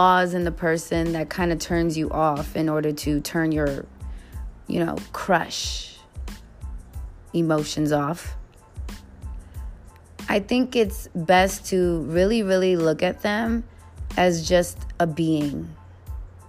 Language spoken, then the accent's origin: English; New York City, New York, United States; I am from the Bronx